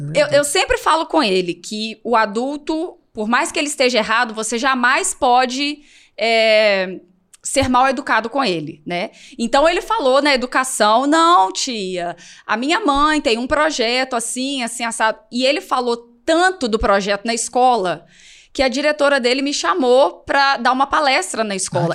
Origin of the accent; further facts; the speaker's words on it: Minas Gerais, Brazil; moved away as an adult; now in Região dos Lagos, Brazil; eu sou de Minas.